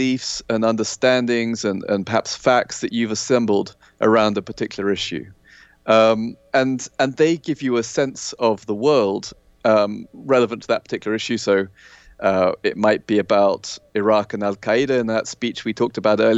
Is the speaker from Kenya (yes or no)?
yes; Kenya; I grew up in Kenya in Africa